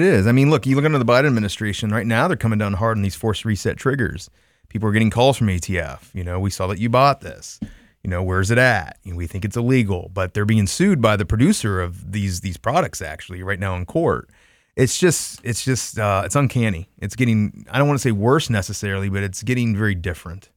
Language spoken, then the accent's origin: English; Troy, Ohio, United States; my hometown in Troy, Ohio